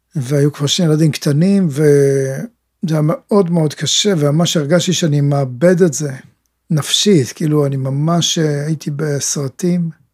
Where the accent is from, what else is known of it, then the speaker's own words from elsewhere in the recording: Ginosar, Northern District, Israel; גדלתי בבתי יתומים, אה, בבתי ילדים, בקיבוץ גינוסר